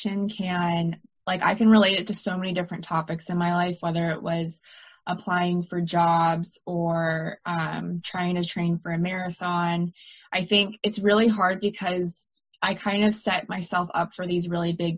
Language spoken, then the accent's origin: English; United States; also born or lived in London; it's even harder as an American because I need someone to give me a work visa